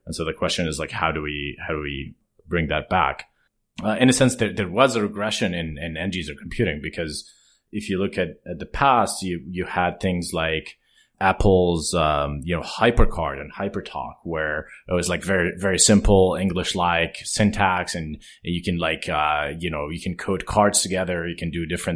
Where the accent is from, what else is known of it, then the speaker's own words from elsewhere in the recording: Jordan; moved away as an adult; I grew up in Jordan